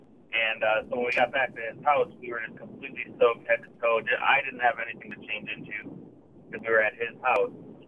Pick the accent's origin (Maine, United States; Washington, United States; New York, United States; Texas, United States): Washington, United States; Bellevue; We grew up in the Bellevue area